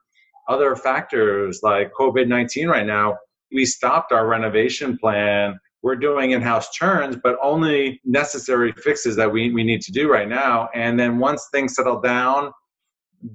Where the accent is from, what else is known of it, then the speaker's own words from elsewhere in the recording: New Jersey, United States; a kid growing up in New Jersey